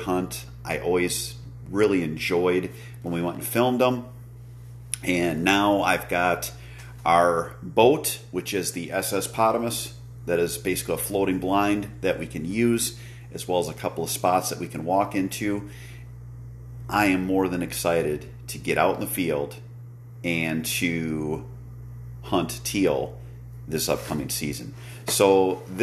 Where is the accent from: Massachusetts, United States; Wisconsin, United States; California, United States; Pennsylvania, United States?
Wisconsin, United States; here in my home state of Wisconsin